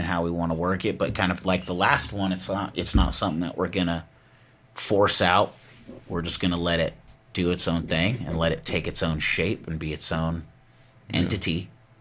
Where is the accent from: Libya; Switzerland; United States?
United States; Southern Humboldt, California; Born and raised in Soho